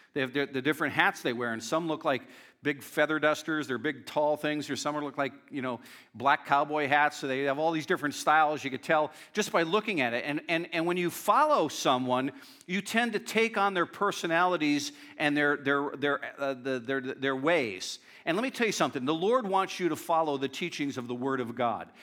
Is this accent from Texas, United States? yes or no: no; Northeast Pennsylvania, United States; I grew up in a very strong uh, Northeast Pennsylvania